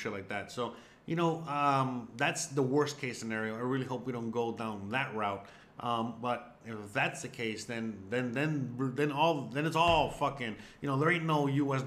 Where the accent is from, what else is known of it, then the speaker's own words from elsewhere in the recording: United States; as an American